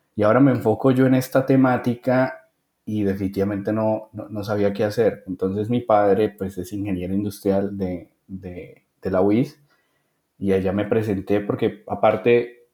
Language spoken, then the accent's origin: Spanish; Bucaramanga, Santander, Colombia; de la ciudad de Bucaramanga, yo soy de Bucaramanga